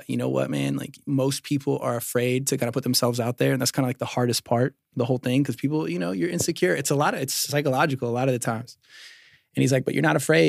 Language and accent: English; Decatur, Georgia, United States; also born or lived in Norcross, Georgia / Snellville, Georgia; now in Dalton, United States; I was born in Decatur